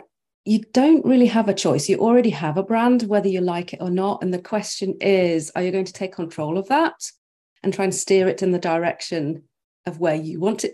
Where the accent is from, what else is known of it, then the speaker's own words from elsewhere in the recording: Norway; also born or lived in United Kingdom; So I was born and raised in Norway, but with like one foot in the UK.